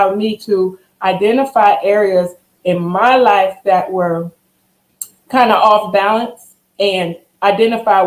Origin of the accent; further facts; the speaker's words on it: Long Island, New York, United States; now in Louisiana, United States; I am born and raised in Long Island, New York, and have found my way here in Louisiana